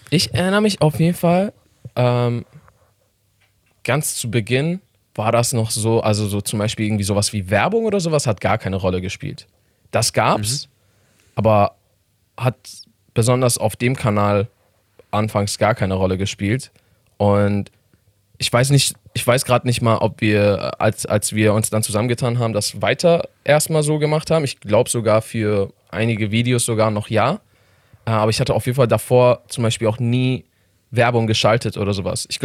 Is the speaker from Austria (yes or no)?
no; Iran; German is a second language; now in Germany